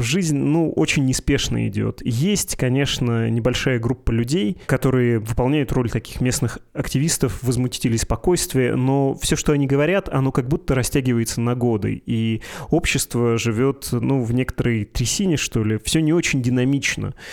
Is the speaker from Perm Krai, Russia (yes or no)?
yes; Perm Krai, Russia; moved away; Я сам вырос в Пермском крае и начинал карьеру в этом городе.